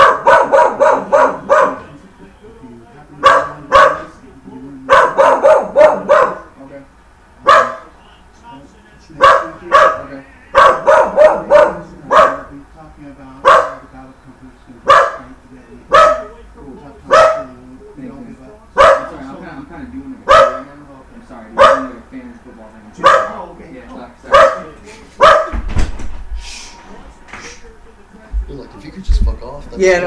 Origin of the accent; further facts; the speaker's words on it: Sacramento, California, United States; our hood that we grew up in South Sac